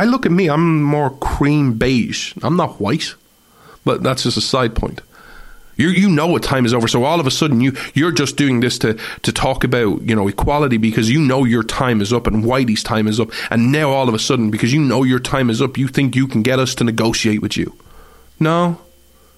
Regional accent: Ireland; I have as an Irishman

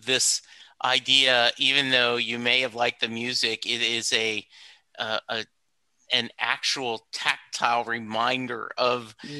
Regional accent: Louisiana, United States; And I am from Louisiana, so my tongue is tied.

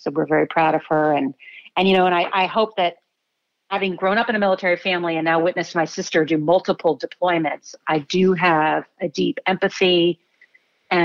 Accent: San Antonio, Texas, United States; also born or lived in Seoul, South Korea; And I grew up mostly in San Antonio. I was able to do most of elementary, middle, and high school in San Antonio.

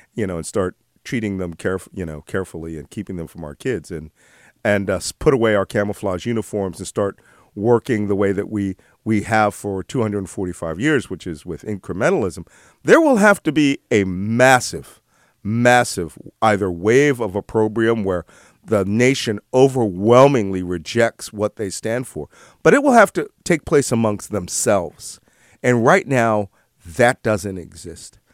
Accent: Philadelphia, Pennsylvania, United States; I'm from Philadelphia. I'm an originalist. I literally grew up around where the Declaration of Independence was, was written

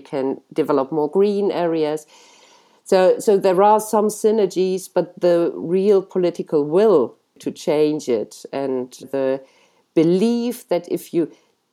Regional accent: Cologne, North Rhine-Westphalia, Germany; my hometown, Cologne.

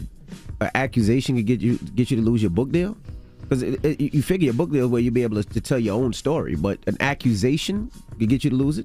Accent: New York, United States; I'm from New York, so it was like, I grew up on that.

